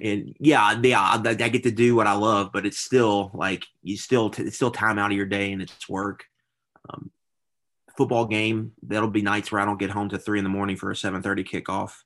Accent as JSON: {"language": "English", "town": "Louisville", "region": "Kentucky", "country": "United States", "tie": "born or raised there", "said": "born and raised in Louisville, went to Saint X."}